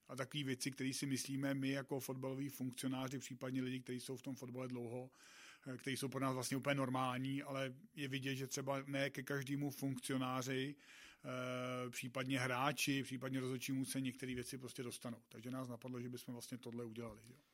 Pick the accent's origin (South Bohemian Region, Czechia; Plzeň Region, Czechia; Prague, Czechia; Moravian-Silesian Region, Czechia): South Bohemian Region, Czechia; jsem z Jižních Čech